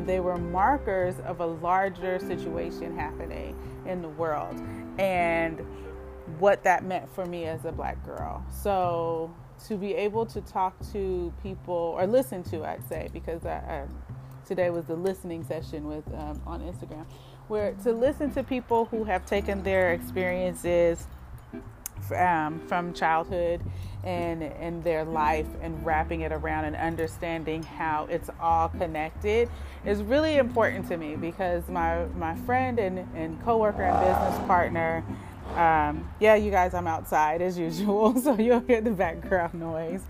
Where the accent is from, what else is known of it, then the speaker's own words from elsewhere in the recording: Oakland, California, United States; me growing up in Oakland